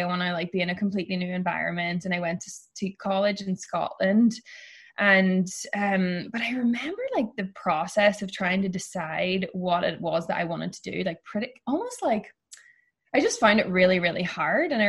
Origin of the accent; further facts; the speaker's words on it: Ireland; moved away as an adult; now in San Francisco, United States; I grew up in a pretty small town in Ireland